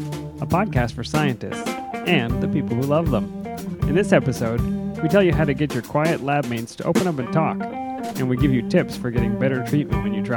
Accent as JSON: {"language": "English", "region": "Pennsylvania", "country": "United States", "tie": "born or raised there", "said": "I grew up in Pennsylvania where we said caramel"}